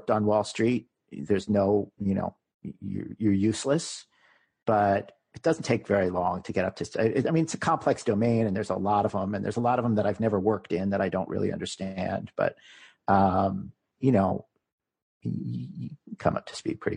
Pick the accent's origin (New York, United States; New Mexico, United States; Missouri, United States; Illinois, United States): New York, United States; New York City; We're both from New York. We decided we wanted to move back to New York City.